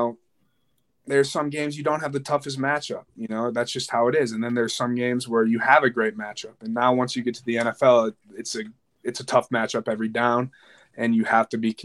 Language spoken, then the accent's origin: English; Edina, Minnesota, United States; I grew up in Edina, Minnesota